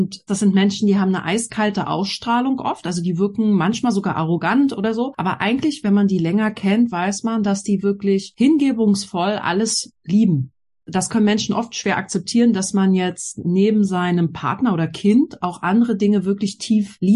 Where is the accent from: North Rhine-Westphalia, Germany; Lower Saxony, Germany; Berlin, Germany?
Berlin, Germany; Also ich bin ja in Berlin groß geworden und ich hatte auch das Glück, dass wir in der Schule coole Sachen machen durften